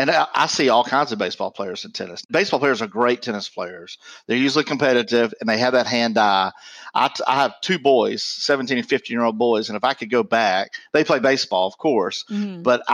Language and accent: English; Mississippi, United States; I grew up in Mississippi.